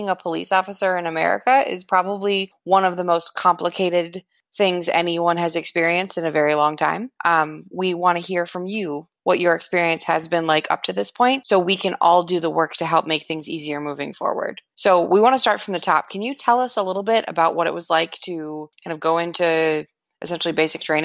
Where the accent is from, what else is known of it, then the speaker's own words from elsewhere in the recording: Raleigh, North Carolina, United States; I'm from Raleigh, North Carolina